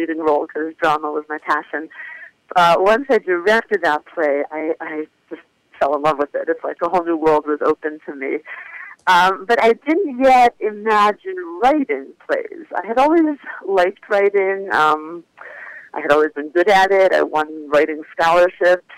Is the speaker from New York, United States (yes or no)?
no; Philadelphia, Pennsylvania, United States; I'm from Philadelphia, Northeast Philly to be exact. I grew up Orthodox